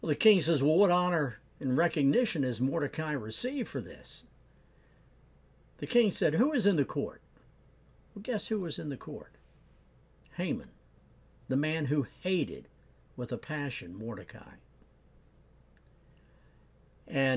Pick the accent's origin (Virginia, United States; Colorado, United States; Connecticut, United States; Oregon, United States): Virginia, United States; Norfolk; I grew up in Norfolk, Virginia, and lived with my grandparents for a number of years